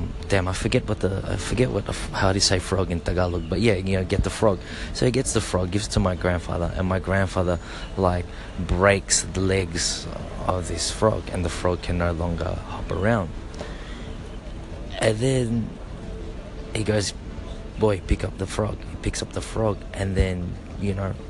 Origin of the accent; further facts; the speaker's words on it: Australia; As a Filipino Australian